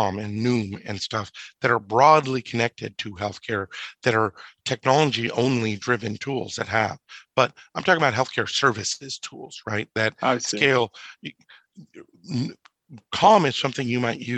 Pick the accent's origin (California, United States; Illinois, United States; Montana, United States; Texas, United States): California, United States; Orange County; I grew up in Orange County, California